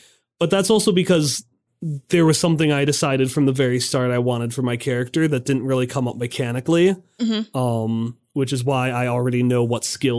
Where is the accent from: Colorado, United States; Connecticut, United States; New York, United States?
Connecticut, United States; Hartford; I'm from Hartford, and my want is to befriend all the little critters.